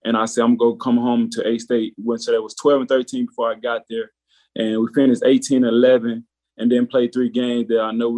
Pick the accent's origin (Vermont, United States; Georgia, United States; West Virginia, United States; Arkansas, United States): Arkansas, United States; moved away as an adult; now in Manhattan, Kansas, United States; I'm from, born and raised in Arkansas.